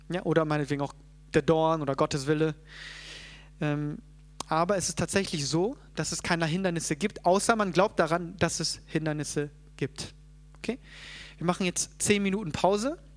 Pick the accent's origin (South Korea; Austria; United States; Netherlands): South Korea; born there; natürlich können wir sagen, ja, ich äh, bin geboren in Korea und ich lebe jetzt hier